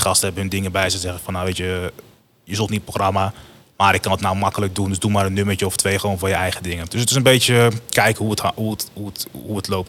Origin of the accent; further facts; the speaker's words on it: Woerden, Utrecht, Netherlands; also born or lived in Rotterdam; ik kom dan hier uit Woerden